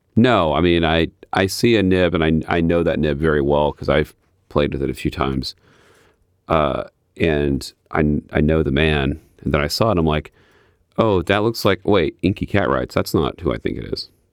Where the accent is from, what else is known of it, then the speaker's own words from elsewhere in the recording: Midwest, United States; I'm from the Midwest